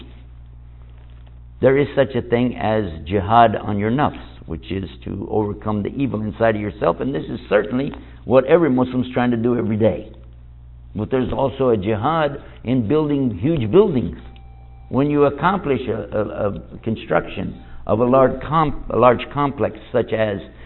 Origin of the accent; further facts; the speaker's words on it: Texas, United States; I'm from Texas. If you know my personality, I act like somebody from Texas. You know why? Because that's where I'm from.